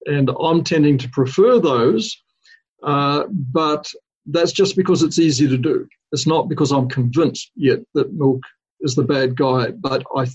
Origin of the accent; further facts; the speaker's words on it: New Zealand; now in United States; the country that I grew up in New Zealand